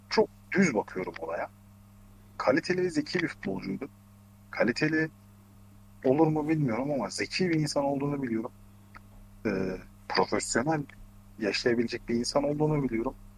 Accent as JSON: {"language": "Turkish", "region": "Ankara", "country": "Turkey", "said": "ben Ankaralıyım."}